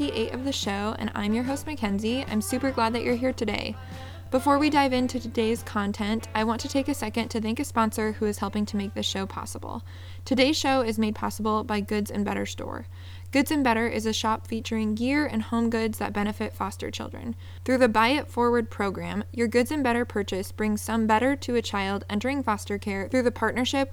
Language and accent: English; Seattle, Washington, United States; moved away; I'm originally from Seattle